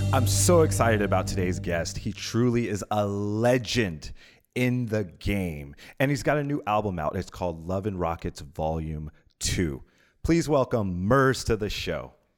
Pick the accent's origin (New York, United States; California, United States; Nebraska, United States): California, United States; Pomona; I was born in Pomona, California